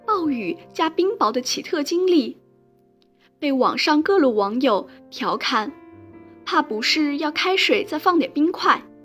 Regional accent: Kunming, Yunnan, China; moved away as an adult; now in Nanjing, China; 来自昆明。我在南京大学 距离我的家乡两千七百公里

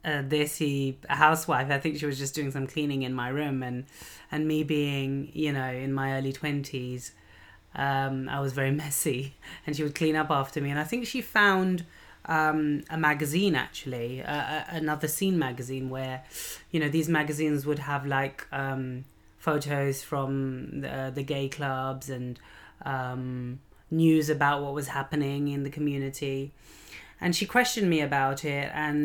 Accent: Lahore, Punjab, Pakistan; I mean, I am a Lahori if I'm from Lahore

